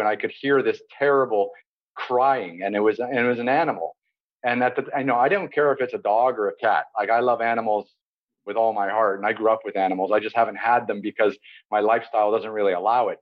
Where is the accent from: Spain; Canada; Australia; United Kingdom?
Canada; Toronto, Ontario; now in Istanbul, Turkey; I grew up in Toronto, Canada